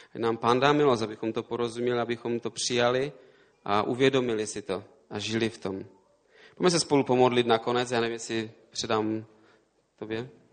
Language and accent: Czech; Český Těšín, Moravian-Silesian Region, Czechia; also born or lived in Prague; now in near Prague, Czech Republic; Já jsem z Těšína tam jsem se narodil